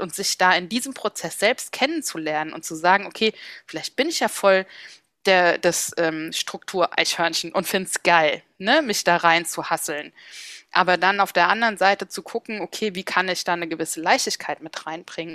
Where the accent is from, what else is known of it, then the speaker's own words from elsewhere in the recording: Mainz, Rhineland-Palatinate, Germany; moved away as an adult; also born or lived in Bensheim / Frankfurt; now in Berlin, Germany; ich liebe Mainz, es ist meine Heimatstadt